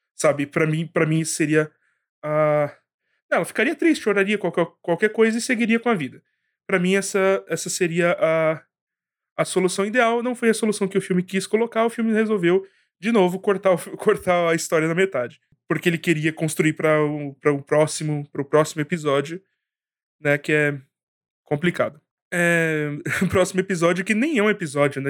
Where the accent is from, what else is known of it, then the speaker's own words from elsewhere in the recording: Brazil; eu sou brasileiro